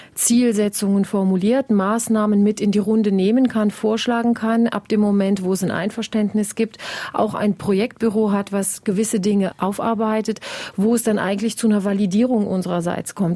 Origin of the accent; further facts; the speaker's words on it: Wallonia, Belgium; hier bei uns in Ostbelgien